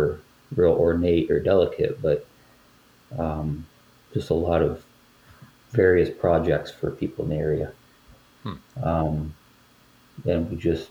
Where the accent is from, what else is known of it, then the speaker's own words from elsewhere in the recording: Northwest Pennsylvania, United States; my wife and I grew up in Pennsylvania, Northwest Pennsylvania